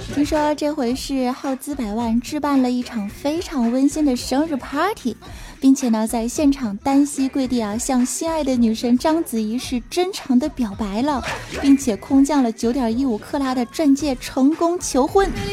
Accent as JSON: {"language": "Chinese", "region": "Northeast China", "country": "China", "said": "我身为一个东北人"}